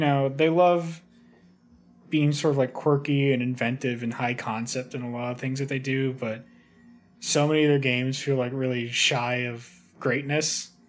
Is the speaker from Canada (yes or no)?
yes; Canada; I'm Canadian, thank you.